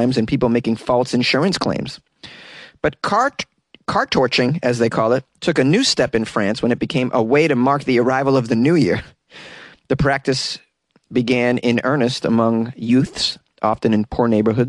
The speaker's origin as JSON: {"language": "English", "town": "Boston", "region": "Massachusetts", "country": "United States", "said": "I'm from Boston"}